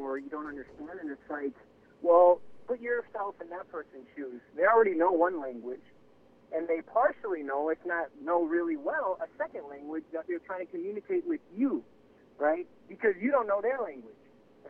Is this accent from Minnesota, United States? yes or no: no; Waukegan, Illinois, United States; born there; first language Spanish; English is a second language; And so I was born in Chicago, rather Waukegan, Illinois. {S1} Mm-hmm. {S2} But I learned Spanish at home, and that was what I spoke until I started going to school. And then I started learning English.